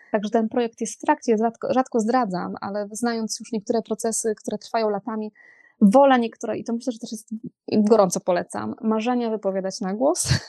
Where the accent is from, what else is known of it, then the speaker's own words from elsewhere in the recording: Poland; ja się wychowałam nad morzem